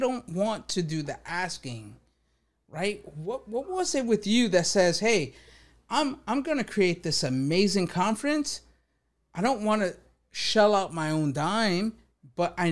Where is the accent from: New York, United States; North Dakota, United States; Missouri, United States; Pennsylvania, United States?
New York, United States; I'm from New York.